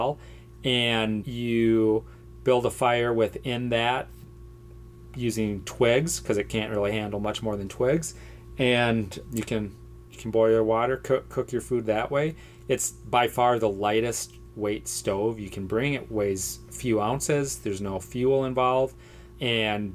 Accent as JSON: {"language": "English", "country": "United States", "said": "I'm an American, product of my culture"}